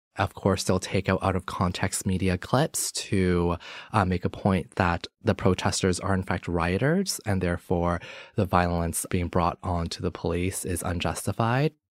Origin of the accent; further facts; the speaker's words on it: Toronto, Ontario, Canada; also born or lived in Hong Kong; I was born in Hong Kong, raised here in Toronto, and I grew up in Scarborough